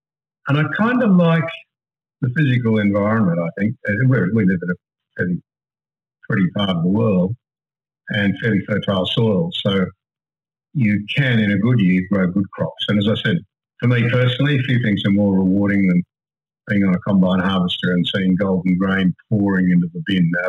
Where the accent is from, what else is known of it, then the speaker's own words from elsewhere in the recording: Sydney, New South Wales, Australia; We're predominantly of a Presbyterian background, really, because we're a Scottish family originally. I went to an Anglican school in Sydney.